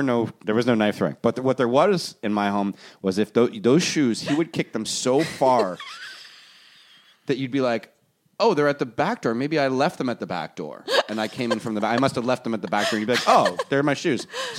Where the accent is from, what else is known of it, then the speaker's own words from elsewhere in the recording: Toronto, Ontario, Canada; I'm like, I grew up in Toronto. My parents.